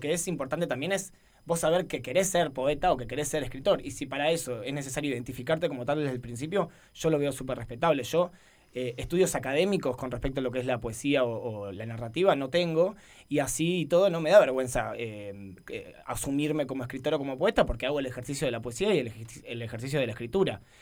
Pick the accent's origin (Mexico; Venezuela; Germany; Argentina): Argentina; Buenos Aires Province; now in Barcelona, Spain; soy de Buenos Aires y automáticamente aclaro que soy de la provincia de Buenos Aires